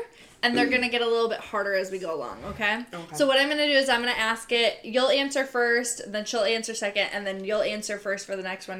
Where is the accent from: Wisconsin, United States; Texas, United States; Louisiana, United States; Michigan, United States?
Wisconsin, United States; We're in Wisconsin